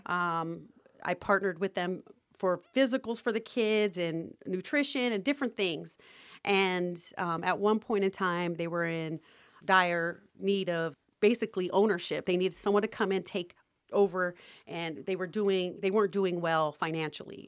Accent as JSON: {"language": "English", "town": "Las Vegas", "region": "Nevada", "country": "United States", "tie": "born or raised there", "said": "I grew up in Las Vegas"}